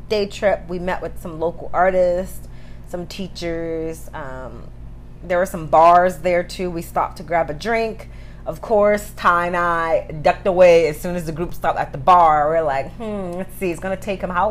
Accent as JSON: {"language": "English", "town": "New York City", "region": "New York", "country": "United States", "tie": "born or raised there", "said": "we grew up in Brooklyn, poor area"}